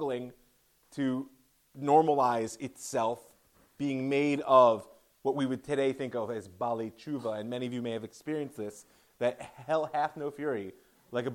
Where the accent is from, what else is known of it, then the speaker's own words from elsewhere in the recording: Ohio, United States; I'm from Ohio, so Toledo University